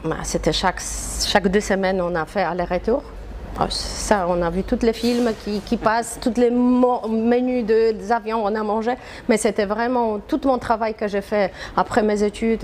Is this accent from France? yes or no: no; Poland; French is a second language; moved away as an adult; also born or lived in New York, United States; now in Marrakech, Morocco; Je suis polonaise